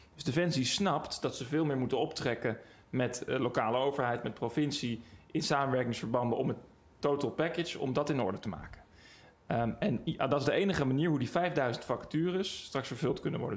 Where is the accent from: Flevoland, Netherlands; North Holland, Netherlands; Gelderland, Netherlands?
North Holland, Netherlands; Den Helder; ik kom uit Den Helder